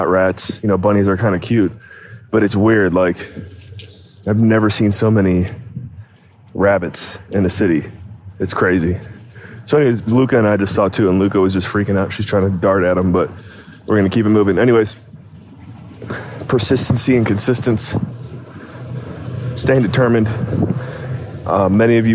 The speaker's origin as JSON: {"language": "English", "country": "United States", "tie": "born or raised there", "moved": "as an adult", "lives_now": "Alberta, Canada", "said": "growing up in the States"}